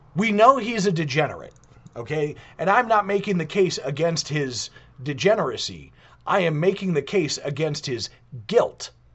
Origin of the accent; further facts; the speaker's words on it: United States; I was born in the United States of America